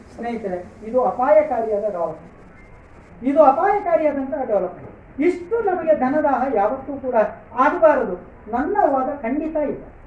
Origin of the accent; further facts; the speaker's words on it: Dakshina Kannada, Karnataka, India; ದಕ್ಷಿಣ ಕನ್ನಡದಲ್ಲಿ ನಾವೆಲ್ಲ